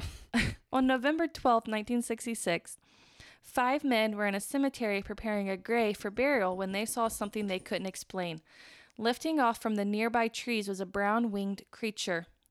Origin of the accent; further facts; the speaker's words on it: Midwest, United States; accent: plain Midwestern; we're from the Midwest